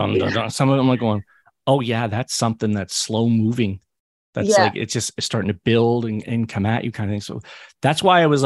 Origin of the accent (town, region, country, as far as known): Hamilton, Ontario, Canada; born or raised there